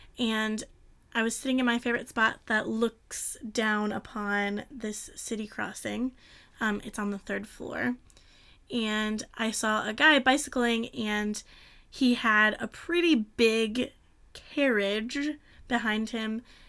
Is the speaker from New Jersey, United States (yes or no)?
no; Michigan, United States; now in Tokyo, Japan; I'm from Michigan, so I've never seen these before until I lived here.